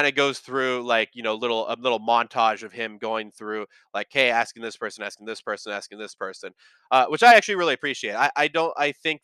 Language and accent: English; San Jose, California, United States; I grew up in San Jose, California